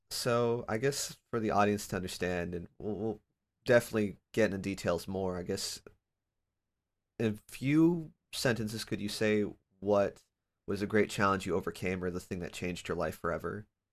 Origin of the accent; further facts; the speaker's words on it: Sacramento, California, United States; moved away as an adult; now in Portland, United States; I'm originally from Sacramento, and I there I had all the family, the friends. I'm now living in Portland, Oregon